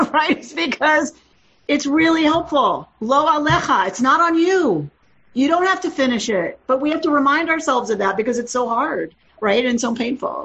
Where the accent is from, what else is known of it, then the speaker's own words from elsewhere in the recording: Georgia, United States; moved away as an adult; also born or lived in Minnesota; I was from Georgia when I was living in Minnesota